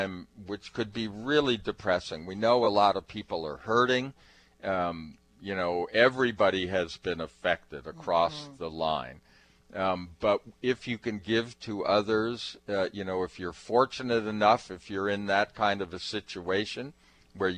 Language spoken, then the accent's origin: English; New England, United States; moved away; I grew up in New England